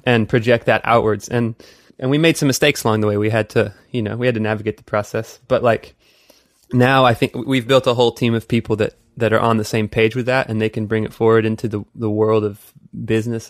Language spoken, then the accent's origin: English; Texas, United States; now in Los Angeles, United States; having grown up in Texas